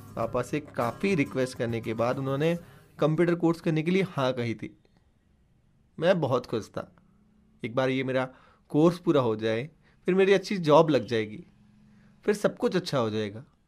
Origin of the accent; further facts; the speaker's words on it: Phalodi, Rajasthan, India; मैं राजस्थान के जोधपुर ज़िले में स्थित फलोदी शहर का रहने वाला हूँ